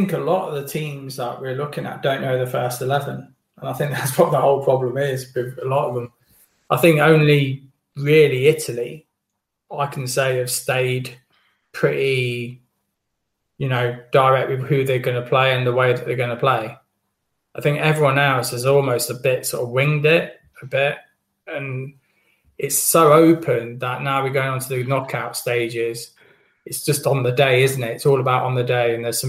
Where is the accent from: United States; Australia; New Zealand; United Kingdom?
United Kingdom; Wales; as a Welsh fan, I don't know. It's a toss of a coin. I've got a gut feeling with this that I think this is goodbye from us.